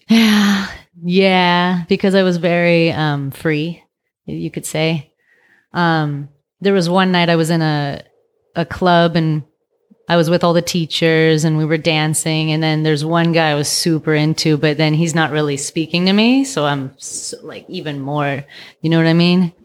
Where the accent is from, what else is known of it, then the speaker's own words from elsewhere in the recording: Vallejo, California, United States; also born or lived in San Francisco / Thailand / Asia; now in Oakland, United States; I'm from Vallejo.